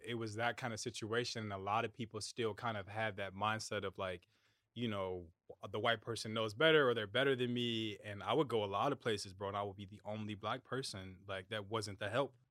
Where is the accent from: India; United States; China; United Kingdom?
United States; I'm from America